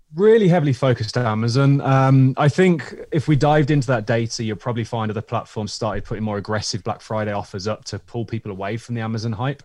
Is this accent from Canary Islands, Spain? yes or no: yes; Tenerife, Canary Islands, Spain; now in United Kingdom; my friend Lydon, who I grew up with in Tenerife